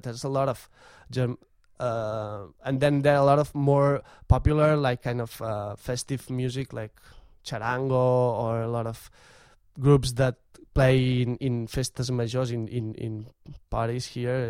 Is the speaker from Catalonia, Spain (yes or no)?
yes; Vic, Catalonia, Spain; I'm from Vic, and that's my tradition.